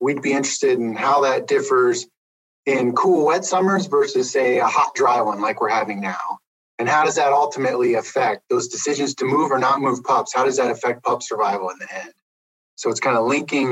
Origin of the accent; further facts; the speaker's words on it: Pennsylvania, United States; moved away as an adult; also born or lived in Montana; now in Idaho, United States; I grew up in Pennsylvania. That's how I ended up at Penn State.